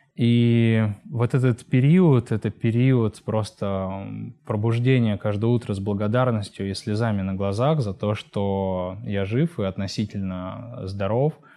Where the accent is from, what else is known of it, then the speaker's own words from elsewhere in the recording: Kemerovo, Kemerovo Oblast, Russia; moved away as an adult; also born or lived in Omsk; я родился и вырос в Кемерово, в поселке. Потом я переехал в Омск по своему желанию.